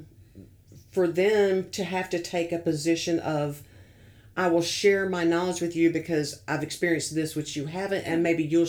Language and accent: English; the South, United States; being a Southerner